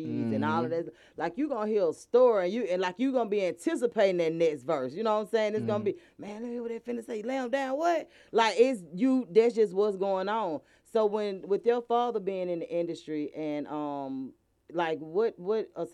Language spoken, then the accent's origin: English; Atlanta, Georgia, United States; I'm from Atlanta, too